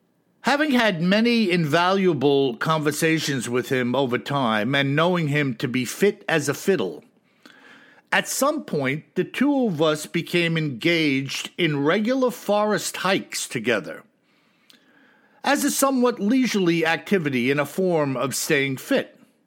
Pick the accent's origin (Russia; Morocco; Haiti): Russia; Now, you know, Bill, that I am from Russia. To me, it sounded like one of the Siberian dialects of which I do not speak, nor do I understand.